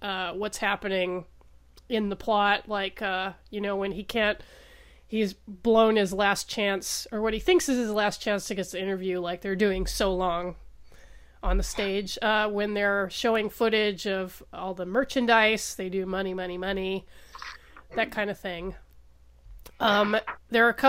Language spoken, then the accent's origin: English; United States; as an American